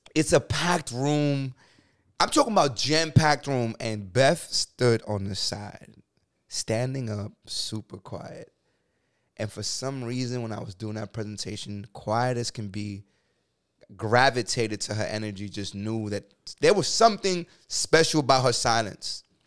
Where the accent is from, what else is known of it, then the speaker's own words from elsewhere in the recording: New York City, New York, United States; I'm a kid from the Bronx, New York